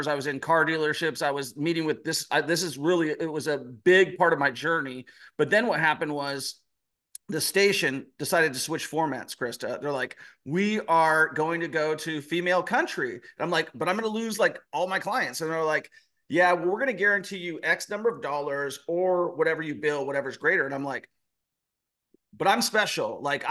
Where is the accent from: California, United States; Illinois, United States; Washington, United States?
Washington, United States; Renton; I am from Seattle, Washington, a small town called Renton, Washington. Grew up, always had a good work ethic